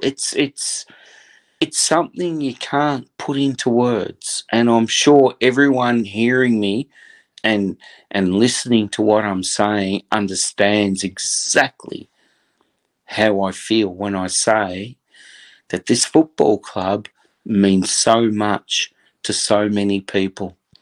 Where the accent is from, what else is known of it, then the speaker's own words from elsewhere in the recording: Australia; As an Australian that grew up